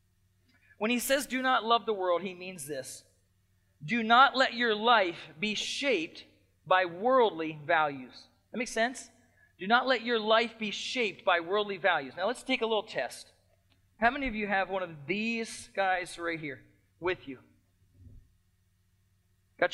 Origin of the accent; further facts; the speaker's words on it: United States; as American Christians